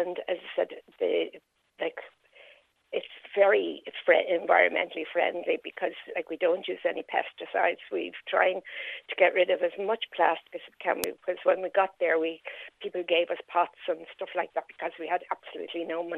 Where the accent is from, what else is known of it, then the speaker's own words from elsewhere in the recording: Dublin, Leinster, Ireland; moved away as an adult; now in Carlow, Ireland; I'm not originally from Carlow. I'm from Dublin. I've been living there for the last 9 years